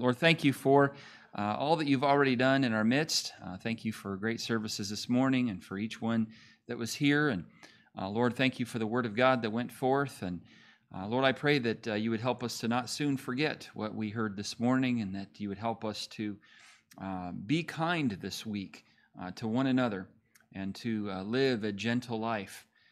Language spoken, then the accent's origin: English; California, United States; born or raised there; moved away as an adult; also born or lived in Montana; now in Oklahoma, United States